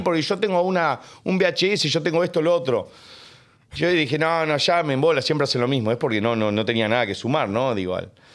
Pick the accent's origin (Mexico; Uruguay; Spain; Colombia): Uruguay; born or raised there; also born or lived in United States; now in Argentina